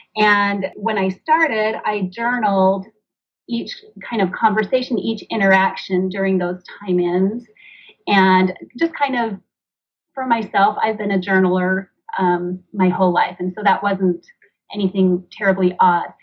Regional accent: Washington, United States; also born or lived in northern Utah; now in Utah, United States; I grew up in Washington State. I now live in northern Utah.

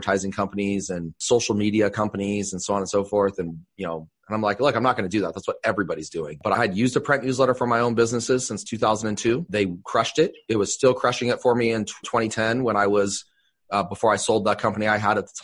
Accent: Bay Area, California, United States; moved away as an adult; now in Idaho, United States; I'm originally from the Bay Area

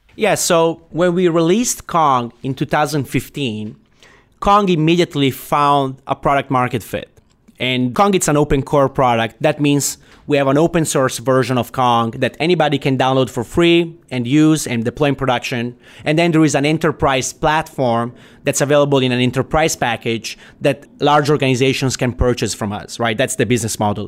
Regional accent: Italy; moved away as an adult; also born or lived in Silicon Valley; now in United States; I, I come from Italy, right? So I have, I'm an immigrant, basically

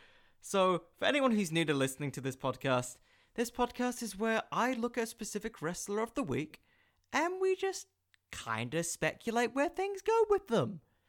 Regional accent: England, United Kingdom; I'm from England, you idiot!

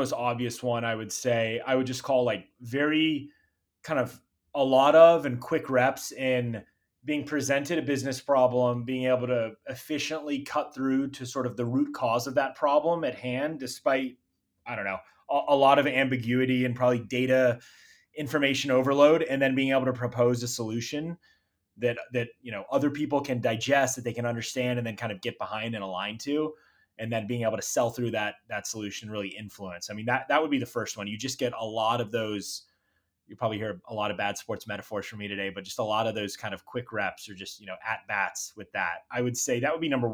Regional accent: Houston, Texas, United States; moved away; also born or lived in Los Angeles, California; my background is born and raised in Houston, Texas

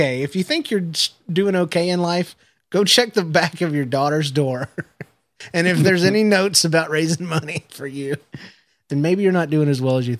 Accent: the South, United States; growing up in the South

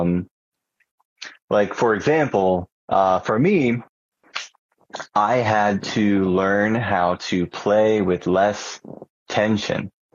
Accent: Charleston, South Carolina, United States; moved away as an adult; now in Columbia, United States; I came to Columbia from Charleston, which is my real hometown

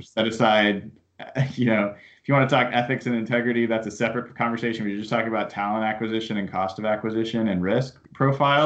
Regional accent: Portland, Oregon, United States; I grew up down in Portland

